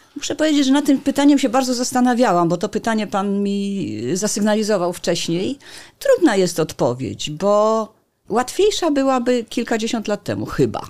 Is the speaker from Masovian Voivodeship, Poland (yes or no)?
no; Gdańsk, Pomeranian Voivodeship, Poland; Jestem gdańszczanką